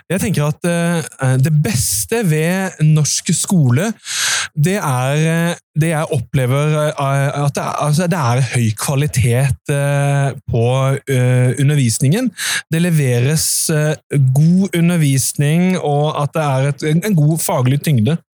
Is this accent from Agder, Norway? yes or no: no; Nordre Follo, Akershus, Norway; Jeg er fra Nordre Follo kommune og Nordre Follo gatekunst, og vi er nå på Arendalsuka.